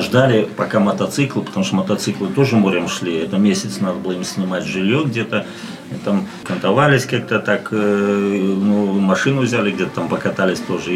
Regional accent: Daugavpils, Latgale, Latvia; also born or lived in Riga, Latvia / Saint Petersburg, Russia; сам я ну, вырос в Даугупилсе

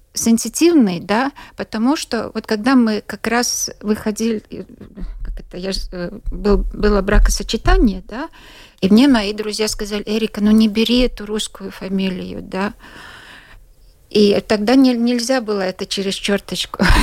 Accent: Latgale, Latvia; Russian is a second language; Я сама из Латгалии

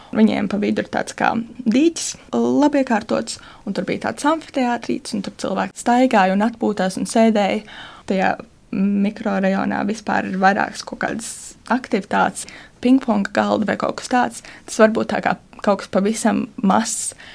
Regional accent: Latvia; uzaugot Gāģos

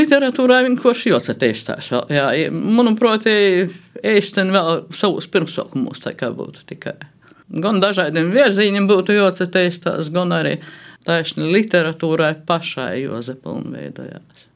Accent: Latgale, Latvia; first language Latgalian; latgalā mēs esam tomēr dikti sajaukti cilvēki

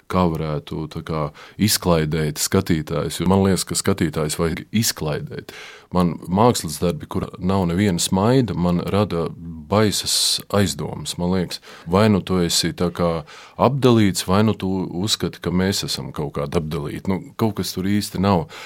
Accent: Jelgava, Zemgale, Latvia; accent: Jelgava dialect; Un ja es kā es to runātu, tai savā tajā savā nezinu, kā sauc. Jelgavas izloksnē, jā.

